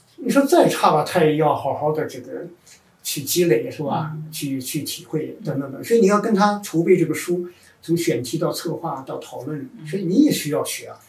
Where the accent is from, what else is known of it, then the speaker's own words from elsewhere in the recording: China; 我们中国人在农业社会出来以后